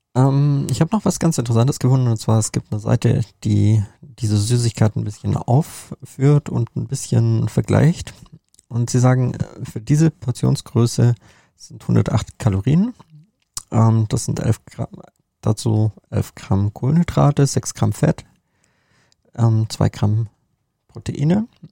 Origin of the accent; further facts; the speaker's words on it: Germany; bei uns in Deutschland